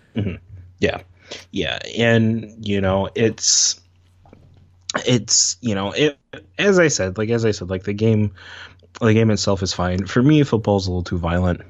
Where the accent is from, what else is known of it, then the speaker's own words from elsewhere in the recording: Syracuse, New York, United States; I grew up in Syracuse